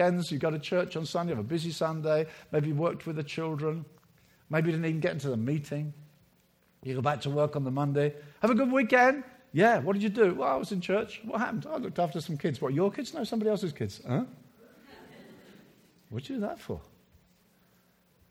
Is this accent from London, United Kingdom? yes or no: no; Brighton, South East England, United Kingdom; my hometown of Brighton